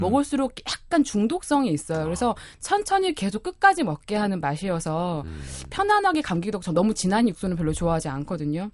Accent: Jeolla, South Korea; moved away; 제가 전라도에서 자랐기 때문에 절 어릴 때 전라도에서는 평양냉면에 평양자도 보지를 못하고 자랐어요.

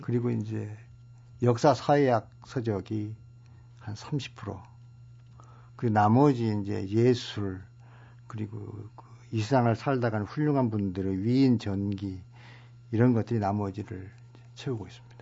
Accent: Suncheon, South Jeolla, South Korea; 제가 태어난 순천

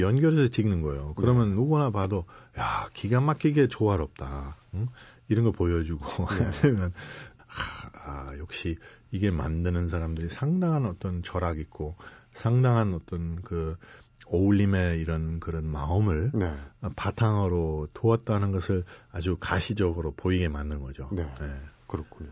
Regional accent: Germany; now in Korea; 독일 한번 태어났잖아요

